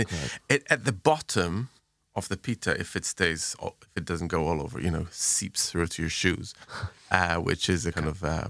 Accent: Jerusalem, Jerusalem District, Israel; So when I was growing up in Jerusalem, we used to go to, there was a bunch of places

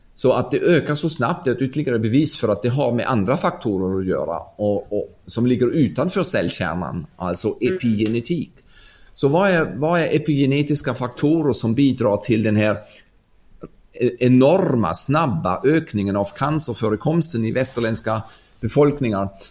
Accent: Ulm, Baden-Württemberg, Germany; Swedish is a second language; moved away as an adult; also born or lived in Stockholm, Sweden; min hemstad Ulm i södra Tyskland

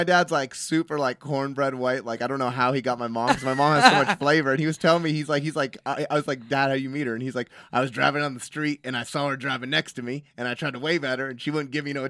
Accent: New York City, New York, United States; New York originally.

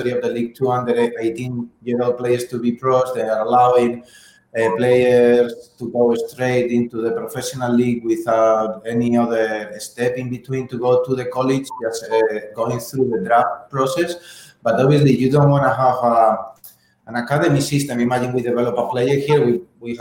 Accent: Spain; now in United States; I'm from Spain

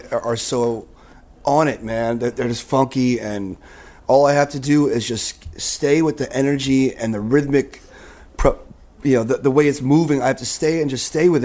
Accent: Nyack, New York, United States; also born or lived in Boston; I was born in Boston, and I moved to Nyack when I was two.

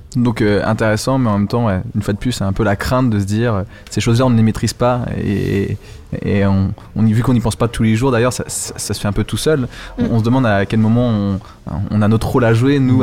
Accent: Normandy, France; en Normandie, oh. euh, ma région natale

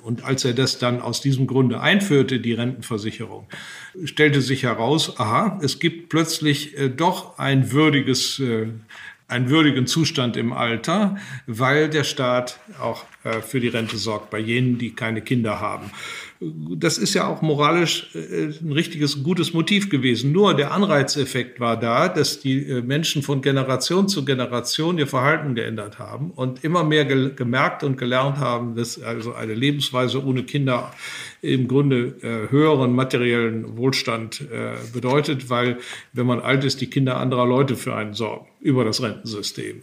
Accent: Germany; als Deutsche

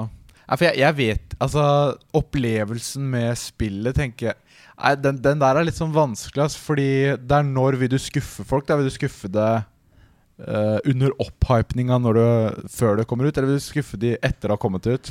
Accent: Porsgrunn, Telemark, Norway; now in Oslo, Norway; hjemme i Porsgrunn, Fordi jeg, det er der jeg er fra. Og så er jeg i Oslo nå

